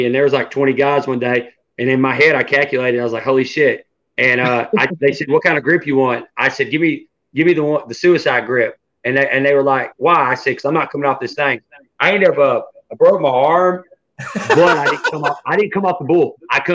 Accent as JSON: {"language": "English", "region": "the South", "country": "United States", "said": "I'm from the South"}